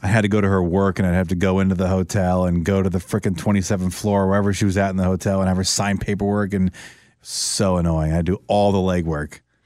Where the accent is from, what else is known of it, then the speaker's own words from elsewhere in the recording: Orlando, Florida, United States; moved away as an adult; also born or lived in San Francisco; She was the vessel to get me out of my hometown and to get me over to the West Coast, 'cause I would have probably done it at some point, but it got me to do it sooner than I wanted to. I was uncomfortable leaving Orlando, moving to San Francisco